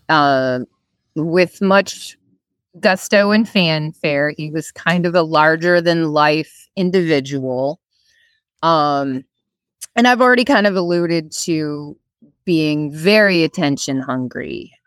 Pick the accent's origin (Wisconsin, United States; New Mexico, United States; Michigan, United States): Wisconsin, United States; now in Virginia, United States; I am originally from Winnicotty, Wisconsin